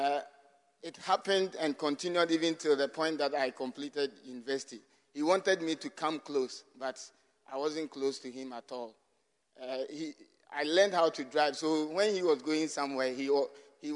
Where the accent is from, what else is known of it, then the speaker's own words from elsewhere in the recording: Amanokrom, Eastern Region, Ghana; I'm from Amanokrom constituency